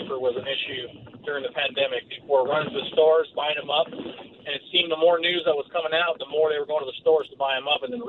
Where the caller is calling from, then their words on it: Torrance, California, United States; I'm good. How are you? … from Torrance, California.